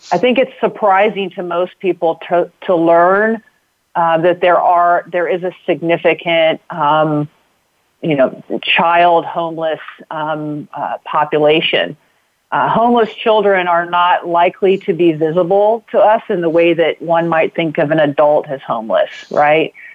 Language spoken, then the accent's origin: English; Knoxville, Illinois, United States; I grew up in a small town in Illinois uh, called Knoxville